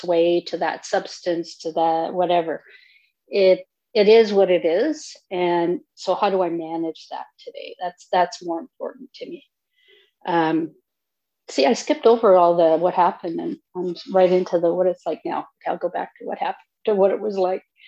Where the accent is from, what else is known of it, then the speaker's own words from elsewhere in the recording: Northern Ontario, Canada; I'm originally from Northern Ontario